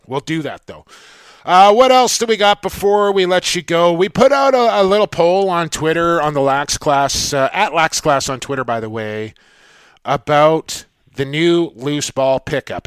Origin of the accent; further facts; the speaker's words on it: Coquitlam, British Columbia, Canada; my hometown